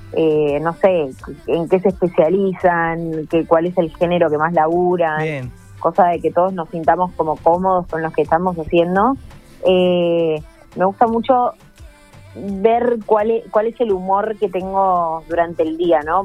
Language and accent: Spanish; Argentina; como argentina